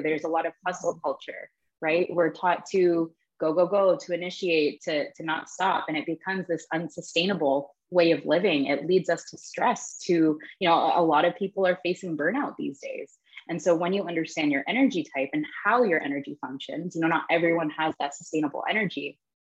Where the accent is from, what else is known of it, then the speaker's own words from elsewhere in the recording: Toronto, Ontario, Canada; now in Barcelona, Spain; I'm originally from Toronto, Canada, but I'm currently living in Barcelona with my husband and my four year old daughter